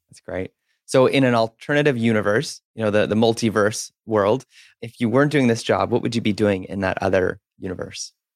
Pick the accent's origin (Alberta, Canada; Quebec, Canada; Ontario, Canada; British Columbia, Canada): Alberta, Canada; Spruce Grove; now in Vancouver, Canada; I grew up in Spruce Grove